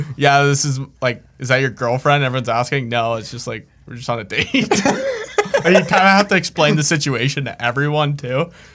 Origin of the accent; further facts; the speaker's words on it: Canada; I'm Canadian.